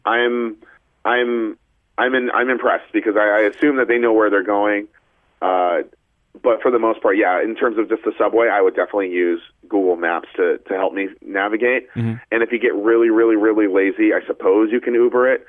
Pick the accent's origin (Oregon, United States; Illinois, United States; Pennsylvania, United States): Oregon, United States; Portland; moved away as an adult; also born or lived in Hong Kong; now in New York City, United States; I grew up out on the West Coast in Portland, Oregon, but I have been in New York City for the last almost dozen years or so